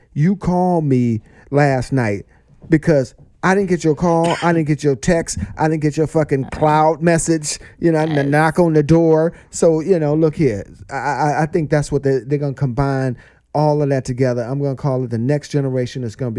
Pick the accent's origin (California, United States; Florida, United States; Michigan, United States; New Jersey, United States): Michigan, United States; Detroit; I'm from Detroit, you know.